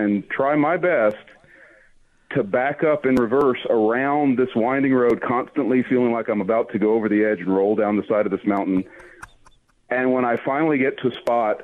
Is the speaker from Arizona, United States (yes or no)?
no; Alabama, United States; I'm from Alabama